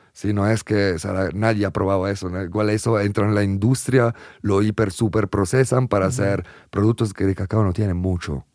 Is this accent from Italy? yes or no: yes; Italy; moved away; en Italia, en mi país